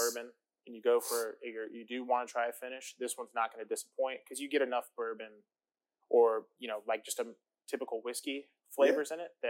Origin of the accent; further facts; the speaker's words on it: Orlando, Florida, United States; now in Kentucky, United States; From Orlando, Florida.